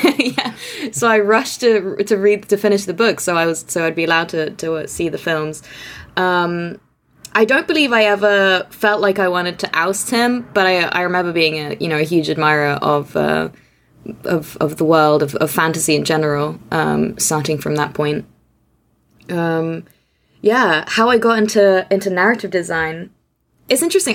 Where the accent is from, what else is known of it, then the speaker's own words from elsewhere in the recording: Austria; English is a second language; moved away as an adult; also born or lived in Hungary / Aberdeen / Oxford; I grew up in Austria. Um, my family is Hungarian, but moved to Austria when I was young